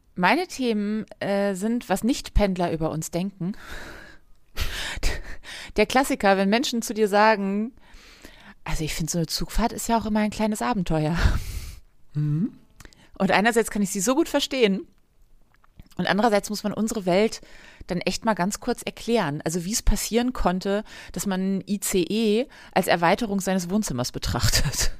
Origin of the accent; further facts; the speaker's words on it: Northern Germany, Germany; da wo ich herkomme, aus dem Norden